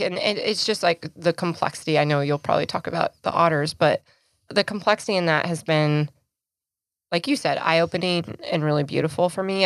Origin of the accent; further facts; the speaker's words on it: Idaho, United States; moved away; my home state, back in Idaho